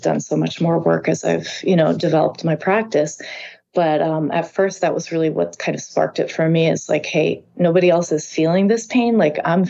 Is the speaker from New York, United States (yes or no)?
yes; East Fishkill, New York, United States; this area where I grew up, which is called East Fishkill